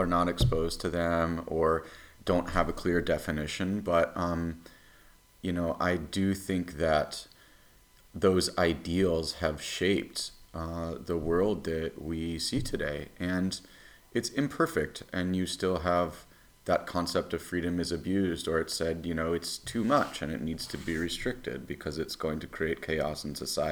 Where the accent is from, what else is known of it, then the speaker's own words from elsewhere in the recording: United States; my country